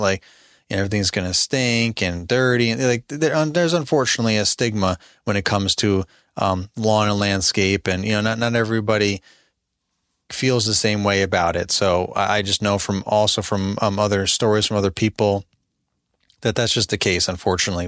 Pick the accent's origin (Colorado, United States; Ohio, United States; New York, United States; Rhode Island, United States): New York, United States; Albany; moved away as an adult; now in Midlothian, United States; I'm from Albany, New York